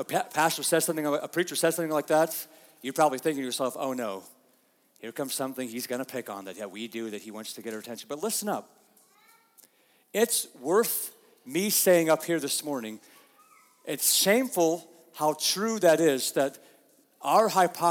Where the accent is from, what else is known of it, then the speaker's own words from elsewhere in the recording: United States; We are such American Christians